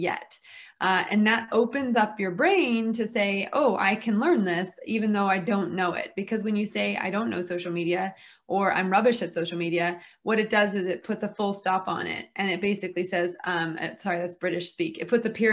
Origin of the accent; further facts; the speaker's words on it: United States; moved away as an adult; now in United Kingdom; I am American, although I operate my business in the UK because I'm married to a Brit